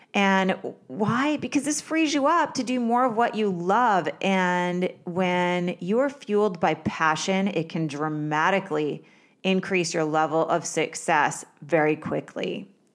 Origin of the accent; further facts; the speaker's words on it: Vermont, United States; I grew up in Vermont